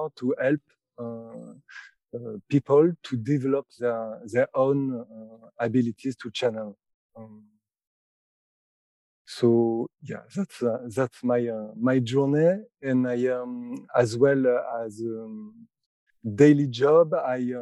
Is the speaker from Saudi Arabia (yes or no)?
no; France; I'm from France, and I'm a clairvoyant professionally for 10 years.